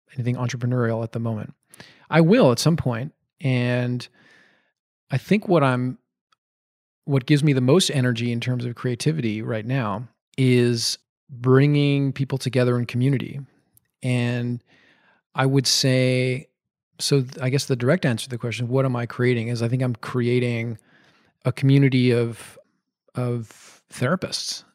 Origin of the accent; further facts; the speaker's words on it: Montreal, Quebec, Canada; also born or lived in Madison, Wisconsin; came back to my hometown, which is Montreal